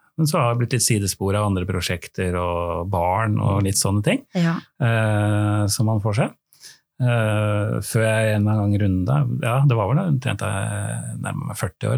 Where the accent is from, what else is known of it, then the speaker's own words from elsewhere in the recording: Oslo, Norway; jeg er fra Oslo